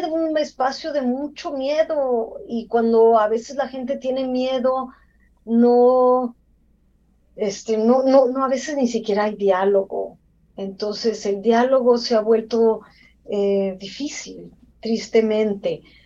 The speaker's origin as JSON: {"language": "Spanish", "country": "Mexico", "also_born_or_lived": "Mexico City", "moved": "as an adult", "lives_now": "United States", "said": "soy mexicana, eh, me entrené en la Ciudad de México, en la UNAM"}